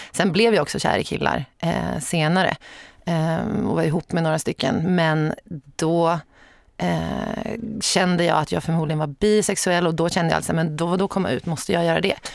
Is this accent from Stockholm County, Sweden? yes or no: yes; Sorunda, Stockholm County, Sweden; Jag är född och uppvuxen i Sorunda som är ett litet samhälle typ fem och en halv mil söder om Stockholm